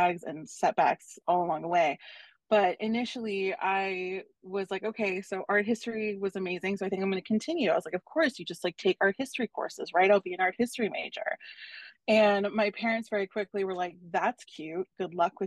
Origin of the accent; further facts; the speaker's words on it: Los Angeles, California, United States; I'm a born and raised Los Angelino.